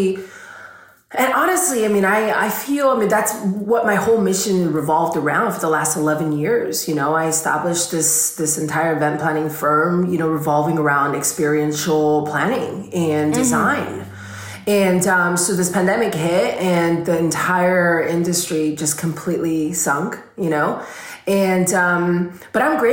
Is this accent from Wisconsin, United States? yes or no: no; Los Angeles, California, United States; I'm from California. I'm from Los Angeles.